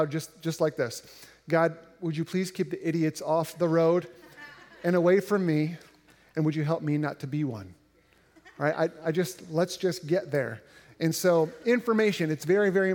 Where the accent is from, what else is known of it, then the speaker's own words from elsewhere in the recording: Indiana, United States; growing up in Indiana, which is relatively flat